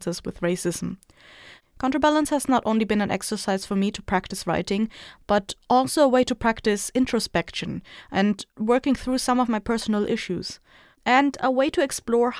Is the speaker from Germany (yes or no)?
yes; Germany; I am half Filipina and grew up in a white people country, aka Germany, which left quite its mark on me